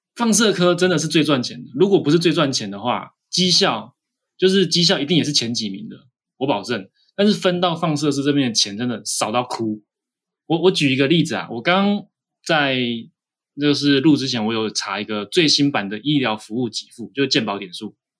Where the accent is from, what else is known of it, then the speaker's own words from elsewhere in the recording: Taiwan; 我们台湾人